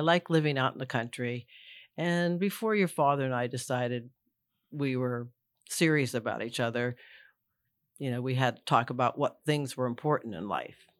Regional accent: Pittsburgh suburbs, Pennsylvania, United States; now in Boyce, Virginia, United States; what you call suburbs, but it's very close to the city of Pittsburgh

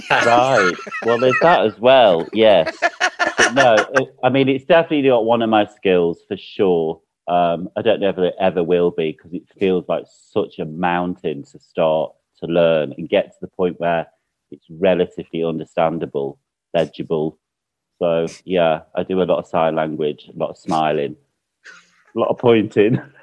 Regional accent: United Kingdom; now in Mallorca, Spain; for me as a Brit

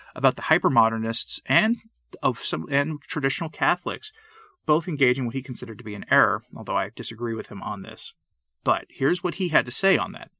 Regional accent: Northeast, United States; I grew up in the Northeast

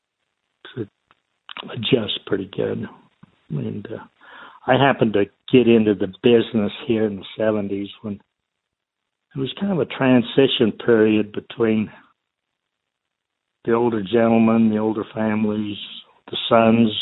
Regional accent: United States; growing up in Sevier County

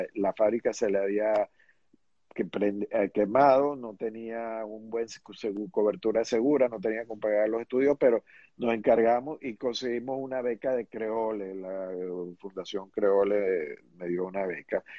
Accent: Venezuela; also born or lived in New York, United States; yo, yo me eduqué y crecí en Venezuela.

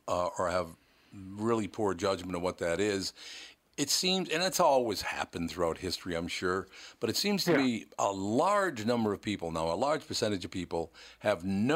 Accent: Minneapolis, Minnesota, United States; I grew up in North Minneapolis, a very poor kid

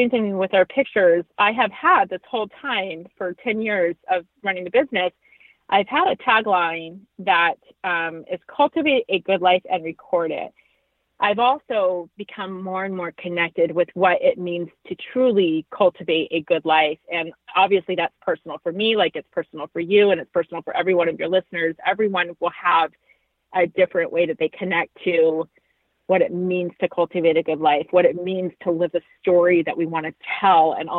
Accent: Maryland, United States; moved away as an adult; now in Arizona, United States; I live in Arizona, born and raised in Maryland, and so I'm a transplant

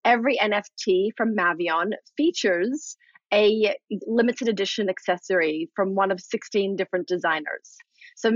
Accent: Australia; moved away; I'm from Australia originally.

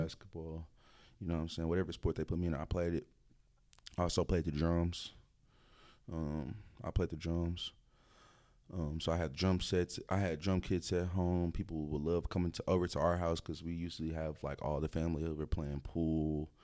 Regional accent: Dallas, Texas, United States; also born or lived in DeSoto / Duncanville / Oak Cliff / Grand Prairie; I'm from the Dallas area

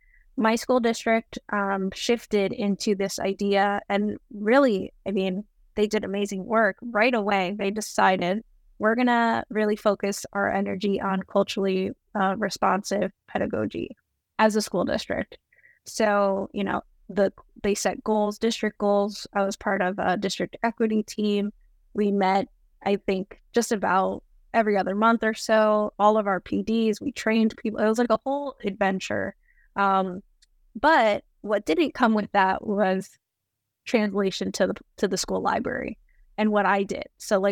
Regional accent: North Arlington, New Jersey, United States; I grew up in North Jersey in a tiny borough of North Arlington. I went to public high school.

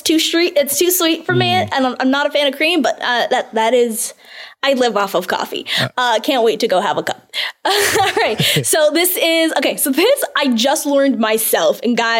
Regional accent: Canada; I'm Canadian.

